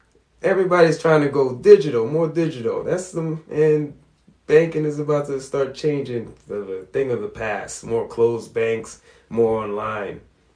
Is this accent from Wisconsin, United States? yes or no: no; New York City, New York, United States; we're in New York, and, you know, we came from Brooklyn